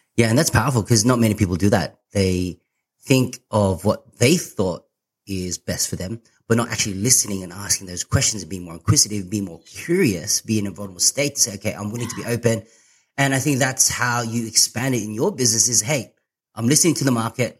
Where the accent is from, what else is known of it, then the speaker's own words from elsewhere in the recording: Sydney, New South Wales, Australia; I'm from Sydney.